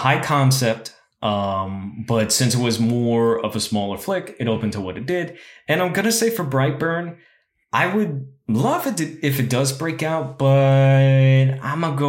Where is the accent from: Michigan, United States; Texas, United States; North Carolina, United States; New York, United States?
Texas, United States; San Antonio; I grew up in San Antonio